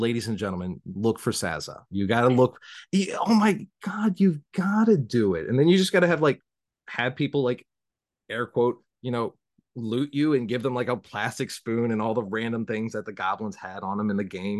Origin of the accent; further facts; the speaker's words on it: the South, United States; accent: southern; nobody takes a southern accent very seriously. And so I always just like learned to hide my accent.